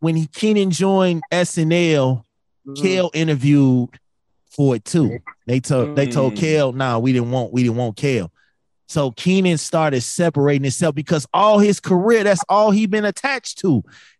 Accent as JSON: {"language": "English", "town": "Chicago", "region": "Illinois", "country": "United States", "tie": "born or raised there", "said": "He made Chicago proud, man. That's my hometown."}